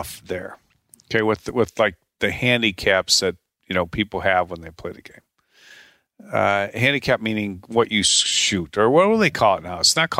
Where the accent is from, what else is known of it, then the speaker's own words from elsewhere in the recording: Chicago, Illinois, United States; Rick and I grew up together in the Chicago area, and we went to college together at the University of Tulsa.